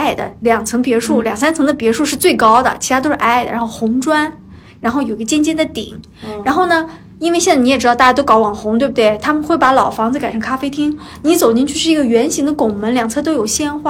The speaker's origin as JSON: {"language": "Chinese", "town": "Qingdao", "region": "Shandong", "country": "China", "tie": "born or raised there", "moved": "yes", "lives_now": "Hangzhou, China", "said": "作为一个青岛人"}